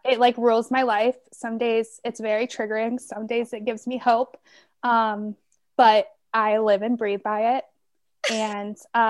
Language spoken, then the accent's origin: English; Tampa, Florida, United States; I'm from Tampa, only, you know, a short distance on the I-4.